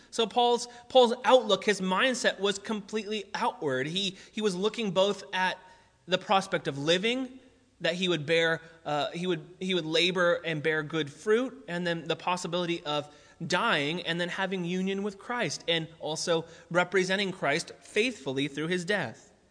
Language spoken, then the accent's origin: English; United States; we are American together